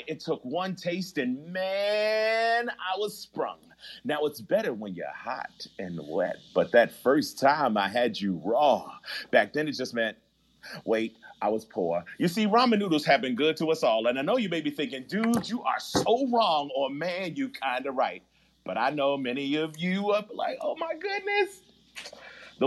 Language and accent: English; Baltimore, Maryland, United States; I'm a kid from Baltimore